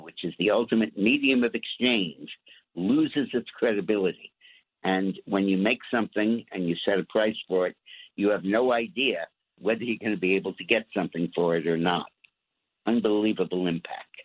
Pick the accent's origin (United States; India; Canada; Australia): United States; New York City, New York; I'm a New Yorker